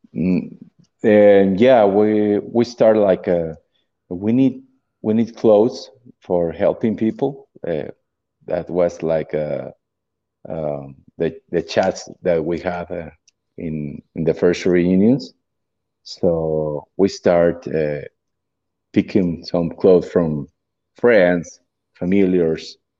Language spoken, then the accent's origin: English; Mexico; English is a second language; I'm from Mexico